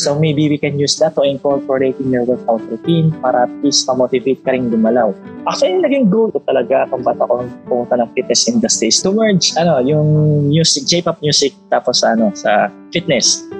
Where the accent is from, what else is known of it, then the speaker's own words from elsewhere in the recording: Philippines; as a Filipino